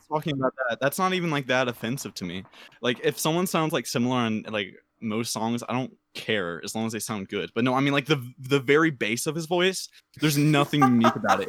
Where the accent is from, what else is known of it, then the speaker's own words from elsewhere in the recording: the South, United States; I'm from the South